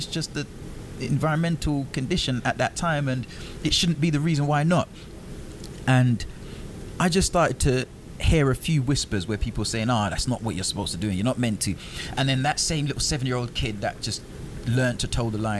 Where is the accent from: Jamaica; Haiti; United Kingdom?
Jamaica; I'm from Jamaica